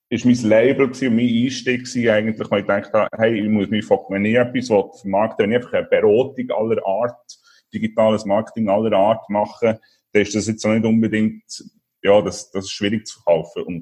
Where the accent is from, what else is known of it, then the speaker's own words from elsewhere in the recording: Solothurn, Switzerland; also born or lived in Basel / Copenhagen; now in Portugal; Von Solothurn, als Solothurner, da ist über Basel auf Kopenhagen und dann hier auf Portugal, genau.